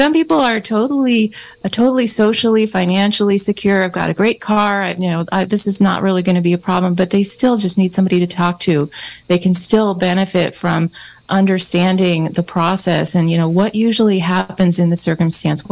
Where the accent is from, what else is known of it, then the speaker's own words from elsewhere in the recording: Santa Rosa, California, United States; moved away as an adult; also born or lived in Branscomb, California; now in Mendocino County, United States; we moved up from Santa Rosa, which where I was mostly raised